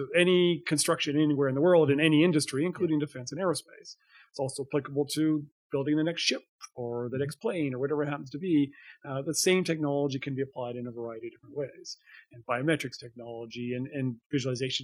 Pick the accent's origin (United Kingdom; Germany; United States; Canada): Canada; Calgary, Alberta; I grew up in Alberta. I was born in Calgary. This is my home.